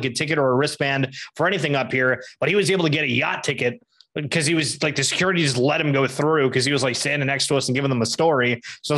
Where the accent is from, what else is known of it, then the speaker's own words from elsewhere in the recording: Canada; being Canadian